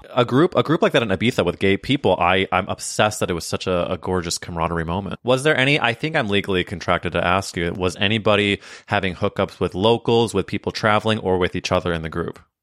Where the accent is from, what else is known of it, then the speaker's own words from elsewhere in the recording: Missouri, United States; moved away; a lake in Missouri, my home state.